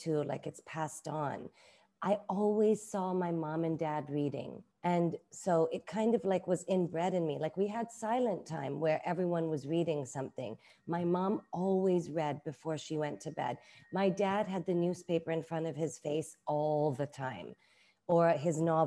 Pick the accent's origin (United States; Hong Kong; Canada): Hong Kong; also born or lived in London, United Kingdom; now in Bangkok, Thailand; I grew up in Hong Kong. I grew up with very stringent Asian aunties who raised me as well